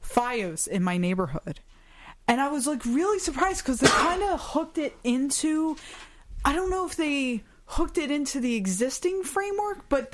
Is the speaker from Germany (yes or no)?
yes; Germany; born there